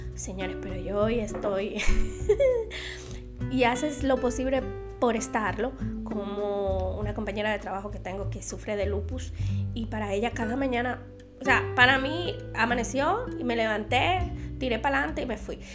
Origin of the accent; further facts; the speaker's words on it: Dominican Republic; en mi país, en Santo Domingo